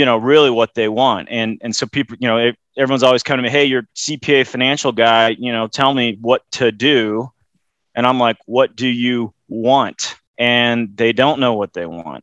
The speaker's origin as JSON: {"language": "English", "town": "Loveland", "region": "Colorado", "country": "United States", "tie": "born or raised there", "said": "growing up in Loveland, Colorado, which is 60 miles north of Denver"}